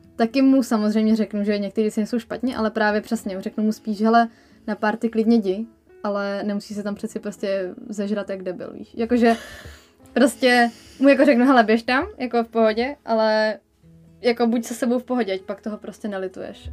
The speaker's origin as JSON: {"language": "Czech", "country": "Czechia", "said": "jsem prostě Čech v dnešní době"}